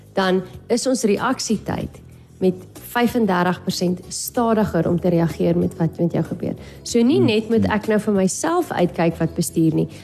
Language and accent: Afrikaans; Namibia; as Namibiërs